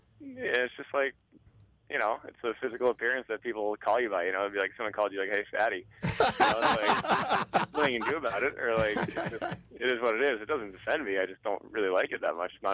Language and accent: English; United States; moved away as an adult; now in Canada; As an American